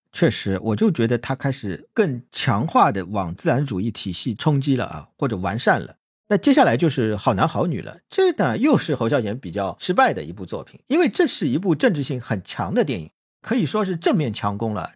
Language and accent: Chinese; China; 听说我们是大陆来的